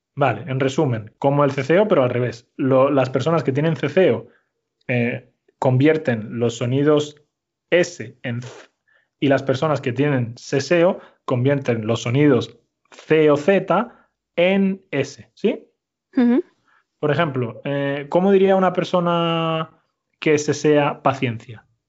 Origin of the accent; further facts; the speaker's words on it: Málaga, Andalusia, Spain; moved away; Málaga, por supuesto, porque yo nací allí y me crié allí también.